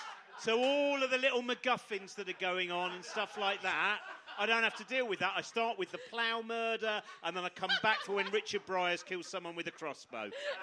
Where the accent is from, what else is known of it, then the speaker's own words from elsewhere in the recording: Chorleywood, East of England, United Kingdom; where I grew up in Chorley Wood